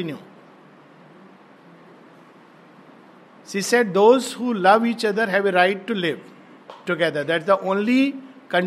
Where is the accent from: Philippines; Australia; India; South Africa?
India; I'm an Indian